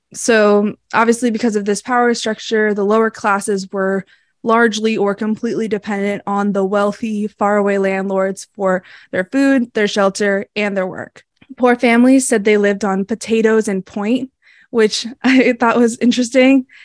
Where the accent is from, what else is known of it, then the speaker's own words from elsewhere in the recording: Massachusetts, United States; I grew up in Massachusetts